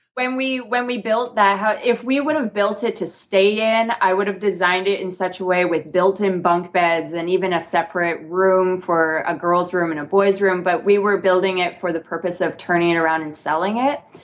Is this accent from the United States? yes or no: no; Canada; moved away; I'm actually from Canada originally